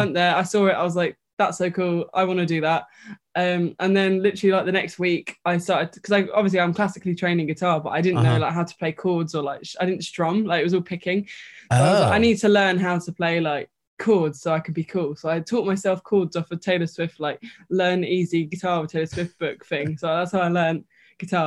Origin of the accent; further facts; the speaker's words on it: London, United Kingdom; I've always lived in North London. Grew up here.